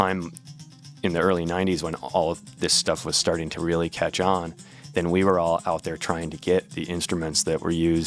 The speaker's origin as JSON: {"language": "English", "town": "Milwaukee", "region": "Wisconsin", "country": "United States", "tie": "born or raised there", "said": "kids growing up in Milwaukee, I mean, it's a small enough place that we're programmed to think that anywhere else on earth is probably way cooler"}